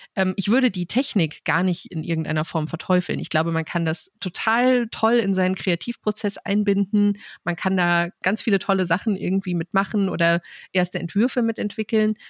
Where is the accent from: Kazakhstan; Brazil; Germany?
Germany; Rhön; now in Hamburg, Germany; wir kommen beide aus der Rhön